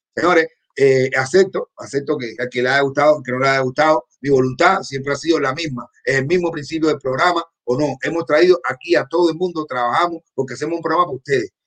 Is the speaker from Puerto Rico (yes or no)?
no; Cuba; moved away; yo vengo de Cuba, de un barrio donde todo el mundo estábamos iguales